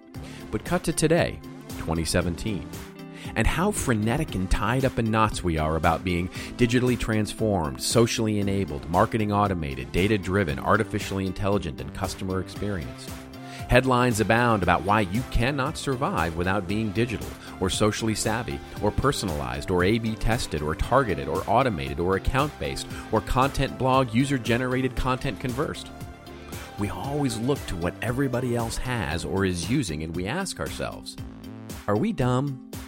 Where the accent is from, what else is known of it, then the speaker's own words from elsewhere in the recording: Los Angeles, California, United States; there are at least 2 small businesses in my hometown of the megalopolis known as Los Angeles